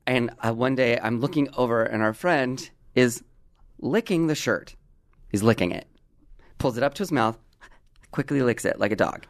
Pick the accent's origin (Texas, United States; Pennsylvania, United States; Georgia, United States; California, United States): California, United States; Southern; growing up in Southern California